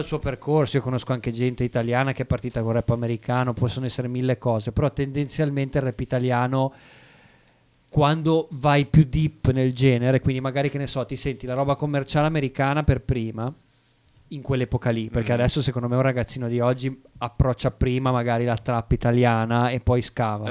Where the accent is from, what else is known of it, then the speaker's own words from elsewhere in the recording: Savona, Liguria, Italy; moved away as an adult; now in Bologna, Italy; abito a Bologna dal 2015, però sono di origini savonesi e ho abitato lì fino al, eh, fino al 2015